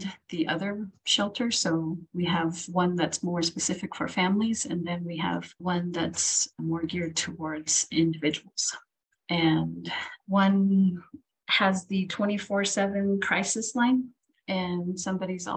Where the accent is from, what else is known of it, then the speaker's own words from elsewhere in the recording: Window Rock, Arizona, United States; moved away as an adult; also born or lived in Rehoboth, New Mexico / Manuelito, New Mexico; now in Gallup, United States; I was born in Rehoboth, which is next to Gallup, but I primarily grew up in Fort Defiance and Winter Rock, Arizona, which are on the Navajo Nation.